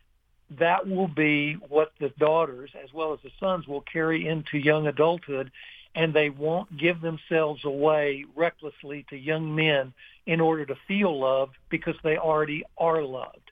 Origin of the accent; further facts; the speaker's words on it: Ruston, Louisiana, United States; in my hometown